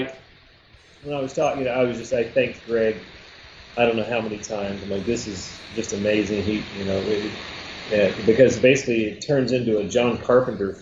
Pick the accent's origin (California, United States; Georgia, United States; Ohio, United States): Georgia, United States; Atlanta; I'm from Atlanta